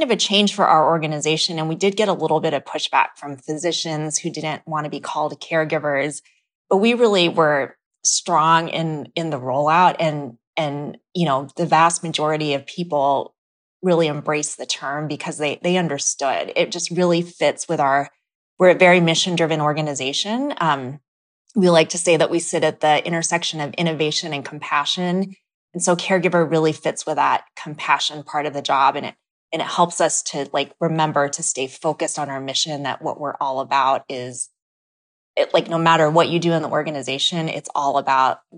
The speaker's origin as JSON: {"language": "English", "country": "Philippines", "said": "you know being Filipino um Filipinos make up such a huge part of the healthcare workforce."}